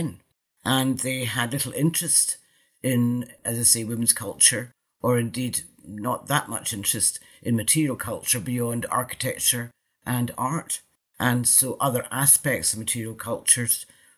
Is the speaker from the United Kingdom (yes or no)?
yes; Scotland, United Kingdom; being Scottish, the Mary Queen of Scots was a figure in my life from my childhood